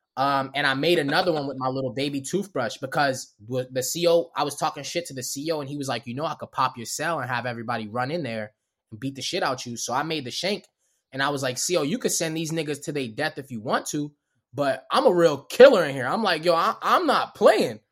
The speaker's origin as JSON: {"language": "English", "town": "Baltimore", "region": "Maryland", "country": "United States", "also_born_or_lived": "Los Angeles", "accent": "Baltimore", "said": "I'm from Baltimore"}